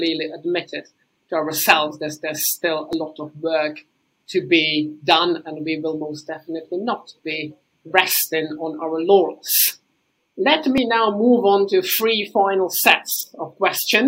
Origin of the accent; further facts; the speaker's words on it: Czechia; my home country team, the Czech Republic